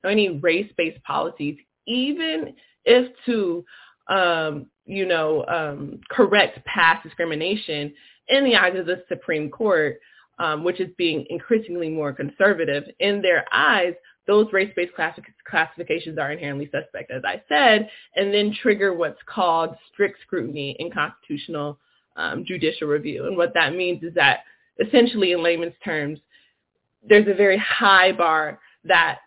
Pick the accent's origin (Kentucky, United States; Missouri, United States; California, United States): California, United States; Los Angeles; I'm from Los Angeles, California, Leimert Park area.